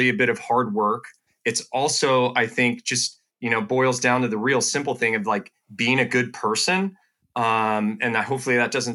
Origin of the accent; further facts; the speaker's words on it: Petaluma, California, United States; here in my hometown.